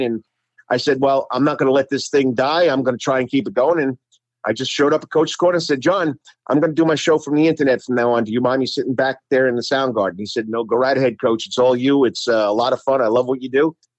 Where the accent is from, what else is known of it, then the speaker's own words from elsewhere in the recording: East Rockaway, New York, United States; moved away; also born or lived in Savannah, Georgia; I come from East Rockley, New York. We're known as the, uh, East Rockley High School Rocks